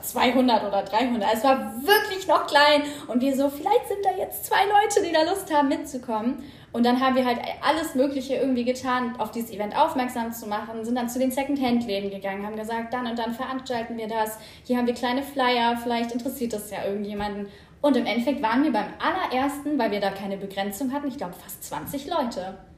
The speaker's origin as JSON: {"language": "German", "area": "Hanover region", "region": "Lower Saxony", "country": "Germany", "said": "ursprünglich komme ich aus der Region von Hannover"}